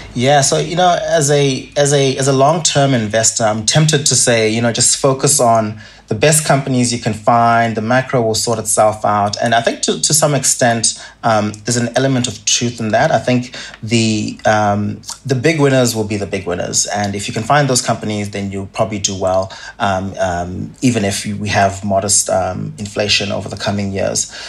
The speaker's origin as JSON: {"language": "English", "country": "Zimbabwe", "tie": "born or raised there", "moved": "yes", "lives_now": "Australia", "said": "As you can probably tell from my accent, I didn't grow up in Australia. Um, I grew up in, in Zimbabwe"}